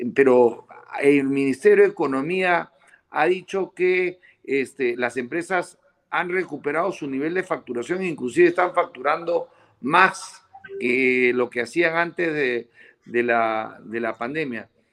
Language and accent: Spanish; Peru; nosotros los peruanos